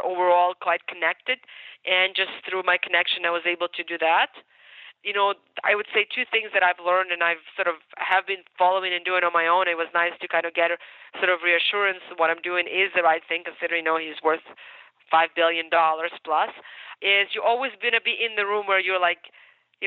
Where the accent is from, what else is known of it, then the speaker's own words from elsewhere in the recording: Ukraine; English is a second language; moved away; also born or lived in United States; I'm Ukrainian. So I was born in Ukraine.